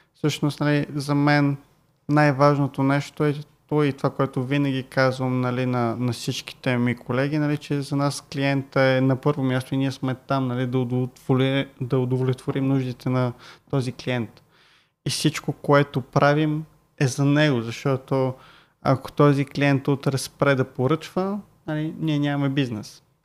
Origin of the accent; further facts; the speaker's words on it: Bulgaria; викам от България